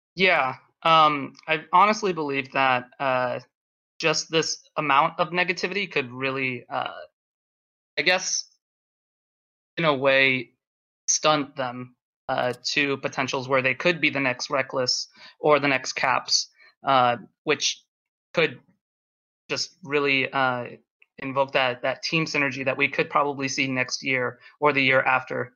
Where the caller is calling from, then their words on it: Philadelphia, Pennsylvania, United States; I'm calling from Philadelphia